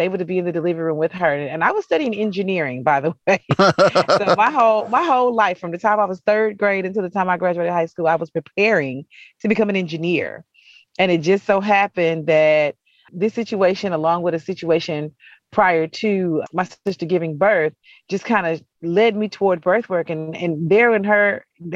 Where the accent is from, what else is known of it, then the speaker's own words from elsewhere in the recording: Fort Worth, Texas, United States; I'm from Fort Worth, Texas, originally, right outside of Dallas. So that is home